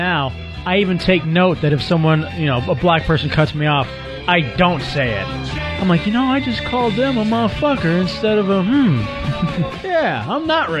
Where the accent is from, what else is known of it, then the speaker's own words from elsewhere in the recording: Dallas, Texas, United States; I grew up in Texas, and in Dallas